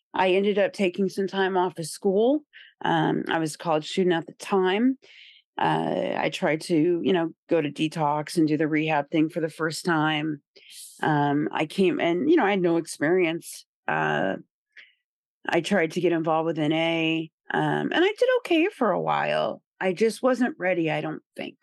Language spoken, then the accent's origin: English; Indiana, United States; moved away as an adult; also born or lived in Rhode Island / Boston; I was raised in Indiana, so, you know, I was a country girl and small town kinda vibes.